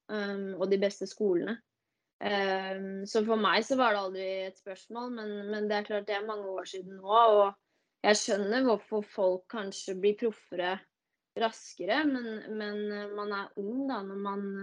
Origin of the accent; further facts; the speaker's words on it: Tønsberg, Vestfold, Norway; also born or lived in Denver; now in Bærum, Norway; Jeg er opprinnelig fra Tønsberg. Uh, bor nå i Bærum, på, på Østerås. Uh, ja, nå er jeg jo 29 år, da. Blir 30 år i år.